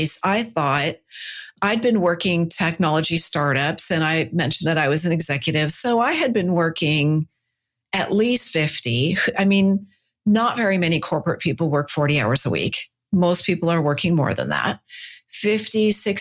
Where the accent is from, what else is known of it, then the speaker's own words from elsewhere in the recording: Silicon Valley, California, United States; I'm a Silicon kid. I grew up in Silicon Valley